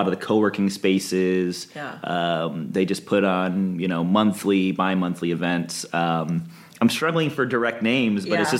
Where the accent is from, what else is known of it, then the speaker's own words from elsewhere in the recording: Midwest, United States; So I came out here from the Midwest. I didn't want to work in Detroit Auto and found some amazing companies, local companies here to work at in aerospace.